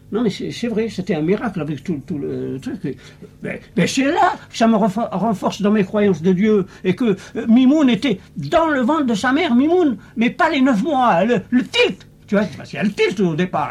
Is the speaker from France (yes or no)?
no; Algeria; moved away as an adult; je suis né en Algérie. Hein. Vous voyez comment ça se passait là-bas. C'est très très pauvre. Alors, l'adolescence pauvre